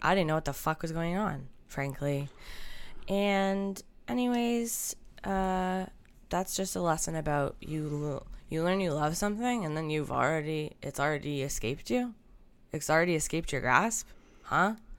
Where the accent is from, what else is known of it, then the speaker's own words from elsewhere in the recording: Canada; As a Canadian youngster